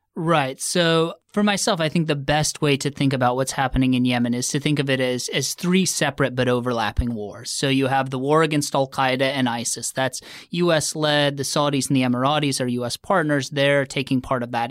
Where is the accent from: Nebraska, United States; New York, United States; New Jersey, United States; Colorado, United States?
Nebraska, United States; moved away as an adult; I grew up in Nebraska.